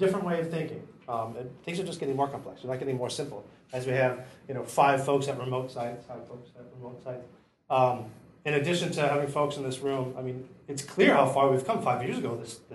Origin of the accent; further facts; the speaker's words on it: near Detroit, Michigan, United States; moved away; I'm from Detroit, originally near Detroit.